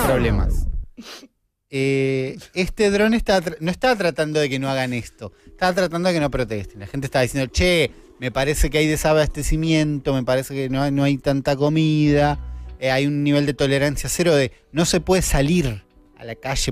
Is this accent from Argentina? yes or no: yes; Argentina